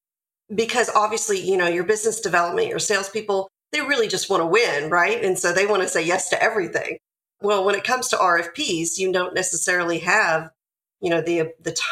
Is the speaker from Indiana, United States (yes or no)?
no; Nashville, Tennessee, United States; I'm from Nashville, Tennessee. So I'm in the Tennessee area today